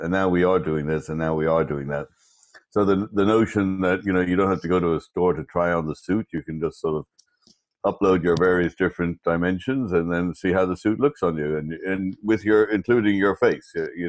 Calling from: Scarsdale, New York, United States; I'm calling in from sunny Scarsdale, New York.

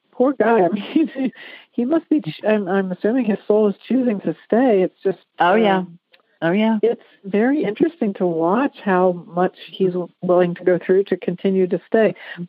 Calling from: Dayton, Ohio, United States; I'm calling from Dayton, Ohio.

